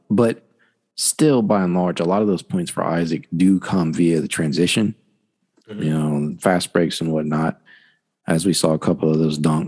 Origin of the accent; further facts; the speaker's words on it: Dayton, Ohio, United States; Dayton, you know, my hometown